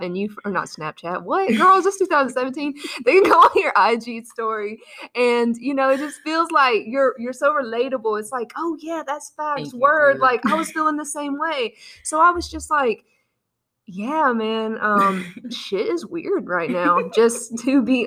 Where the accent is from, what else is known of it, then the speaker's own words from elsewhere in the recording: South Carolina, United States; now in Los Angeles, United States; I'm originally from South Carolina, like she said, but I've been living